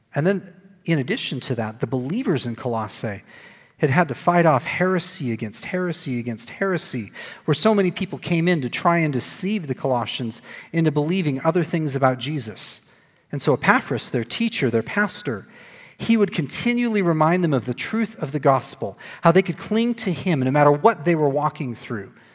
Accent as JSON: {"language": "English", "town": "Glendale", "region": "Arizona", "country": "United States", "tie": "born or raised there", "said": "I was working at the church that I grew up in in Glendale, Arizona"}